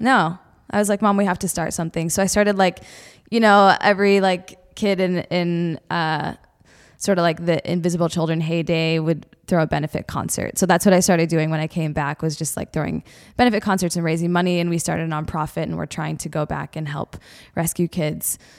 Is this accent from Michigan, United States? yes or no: yes; Detroit, Michigan, United States; I grew up in the Midwest. Love the Midwest. I'm from Detroit area originally.